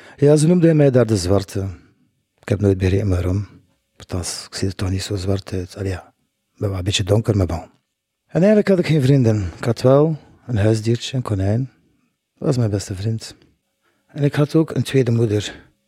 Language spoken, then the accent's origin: Dutch; Blankenberge, Flanders, Belgium; now in Ghent, Belgium; Ik ben geboren in Blankenbergen. Ik woonde in een huisje in de Sprotstraat met mijn vijf broers en zus. Ik ging dan naar school.